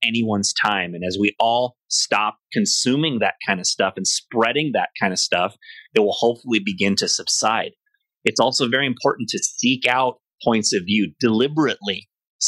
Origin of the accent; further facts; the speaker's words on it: United States; I'm definitely, most of all, an American